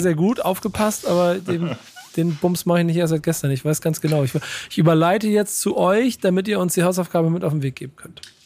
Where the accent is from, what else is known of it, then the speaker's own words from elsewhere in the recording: Hamburg, Germany; als Hamburger